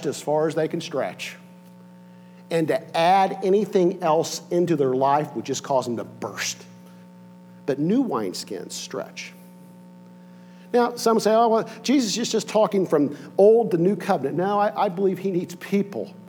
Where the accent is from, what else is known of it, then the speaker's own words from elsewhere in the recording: Connersville, Indiana, United States; I grew up in Connersville, Indiana